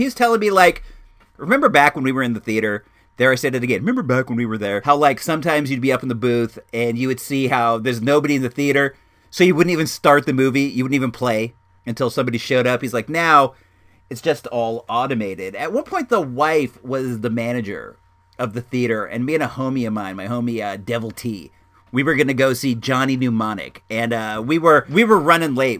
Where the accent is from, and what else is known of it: California, United States; born or raised there